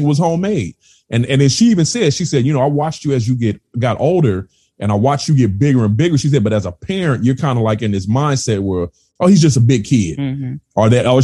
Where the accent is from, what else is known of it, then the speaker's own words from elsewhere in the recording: California, United States; moved away; I'm originally from California.